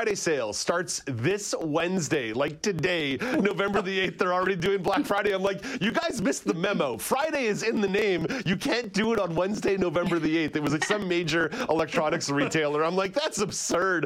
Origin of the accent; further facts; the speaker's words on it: Montreal, Quebec, Canada; Growing up in English Montreal, I spent quite a bit of time at Hanukkah